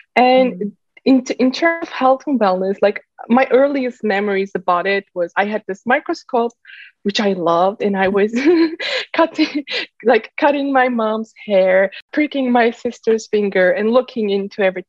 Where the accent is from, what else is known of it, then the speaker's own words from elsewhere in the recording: Turkey; moved away as an adult; also born or lived in Bay Area, California; now in San Francisco Bay Area, United States; I've been born and raised in Turkey. Then I moved to Silicon Valley. Uh, I live in the Bay Area right now.